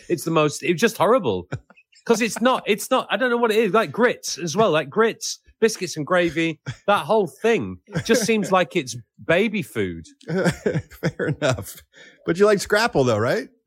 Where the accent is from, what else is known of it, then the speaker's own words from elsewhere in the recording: England, United Kingdom; but certainly in terms of the, you know, being being English, I I'm, I do not necessarily feel proud of being English.